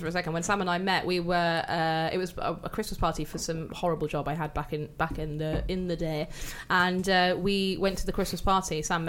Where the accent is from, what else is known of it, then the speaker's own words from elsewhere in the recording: United Kingdom; we grew up in South Wales and Forest of Dean and that.